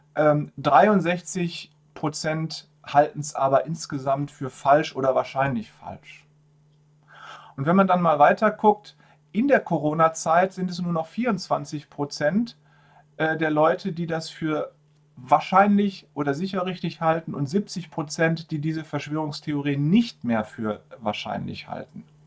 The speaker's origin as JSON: {"language": "German", "country": "Germany", "said": "bei uns in Deutschland"}